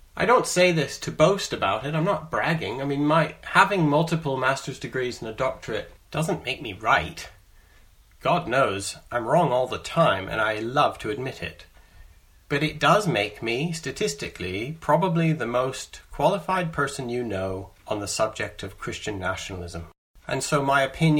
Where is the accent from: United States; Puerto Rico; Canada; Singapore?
Canada; moved away as an adult; now in England, United Kingdom; I'm a Canadian who, when I was 19, I moved to the UK, to England